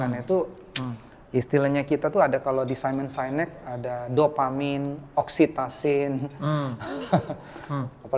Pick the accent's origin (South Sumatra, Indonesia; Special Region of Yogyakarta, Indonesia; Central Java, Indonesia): South Sumatra, Indonesia; Palembang; saya orang Palembang